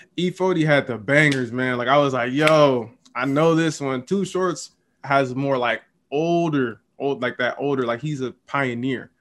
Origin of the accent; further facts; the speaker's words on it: the Bay Area, California, United States; I'm from the Bay. Love being in the Bay